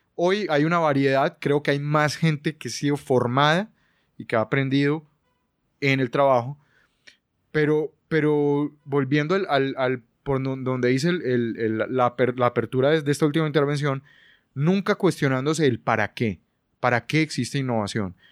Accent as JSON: {"language": "Spanish", "country": "Colombia", "moved": "as an adult", "lives_now": "Buenos Aires, Argentina", "said": "soy colombiano, pero vivo en Buenos Aires"}